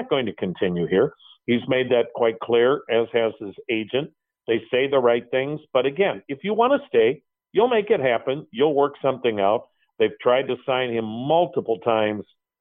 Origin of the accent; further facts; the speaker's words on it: Wisconsin, United States; I'm from Wisconsin